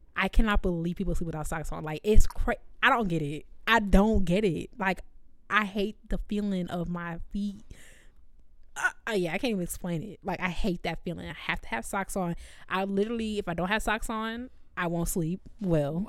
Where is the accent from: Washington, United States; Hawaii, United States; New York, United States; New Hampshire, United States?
New York, United States; New York City; I'm from the Bronx